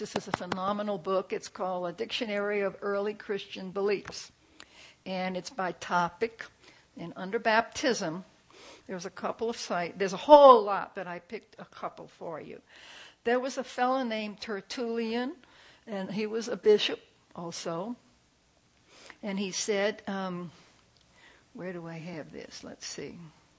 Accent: New Orleans, Louisiana, United States; When I was a kid, I grew up in New Orleans

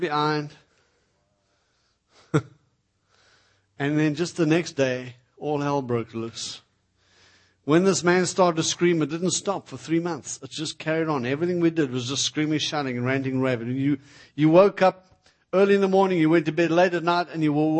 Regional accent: South Africa; moved away; I come from South Africa

